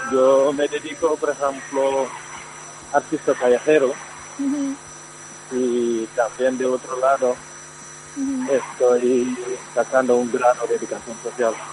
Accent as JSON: {"language": "Spanish", "country": "Senegal", "second_language": "Spanish", "said": "Eh, yo soy"}